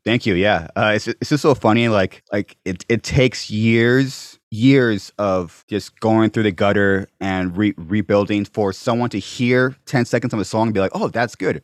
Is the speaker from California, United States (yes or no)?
yes; Corona, California, United States; also born or lived in Venice Beach; I was born and raised in Corona